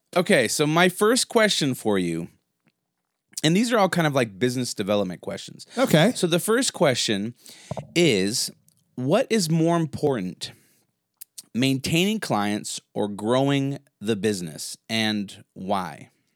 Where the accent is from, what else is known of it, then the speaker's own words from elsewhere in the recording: United States; I'm American